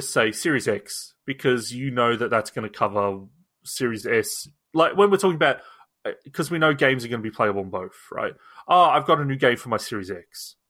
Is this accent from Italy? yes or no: no; Australia; I'm an Australian.